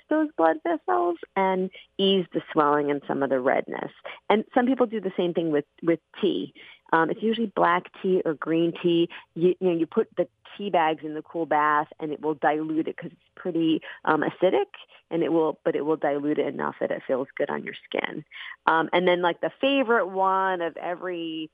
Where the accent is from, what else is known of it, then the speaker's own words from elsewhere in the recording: Arizona, United States; I grew up in Arizona